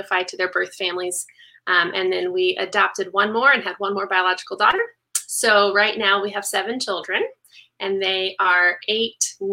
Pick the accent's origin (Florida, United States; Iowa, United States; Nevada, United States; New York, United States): Nevada, United States; Las Vegas; I was born in Las Vegas, and John and I are both really fortunate that we have both of our extended families here